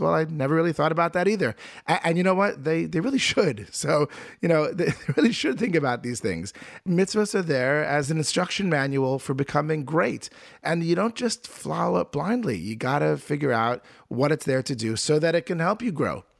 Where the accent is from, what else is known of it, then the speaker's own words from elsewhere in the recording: Norma, New Jersey, United States; also born or lived in Vineland, New Jersey; I, uh, was born in a small town in New Jersey. Most people wouldn't have heard of it. It's called Norma, New Jersey.